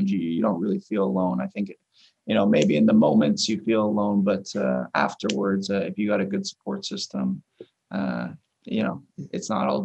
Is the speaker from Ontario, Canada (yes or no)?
yes; York, Ontario, Canada; born or raised there; moved away as an adult